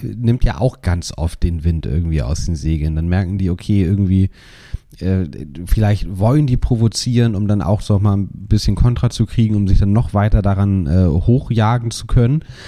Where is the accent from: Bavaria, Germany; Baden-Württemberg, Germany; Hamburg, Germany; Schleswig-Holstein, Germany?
Hamburg, Germany; so häufig verlasse ich meine Heimatstadt ja. nicht.